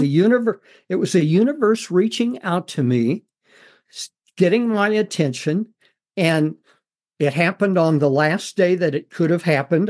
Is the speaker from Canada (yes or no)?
no; Missouri, United States; I grew up on a farm in Missouri